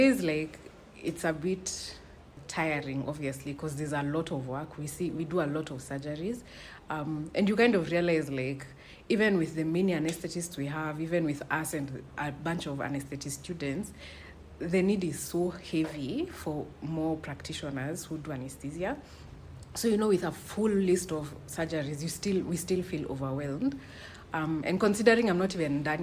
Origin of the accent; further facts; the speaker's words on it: Nairobi, Kenya; now in Kijabe, Kenya; I come from Nairobi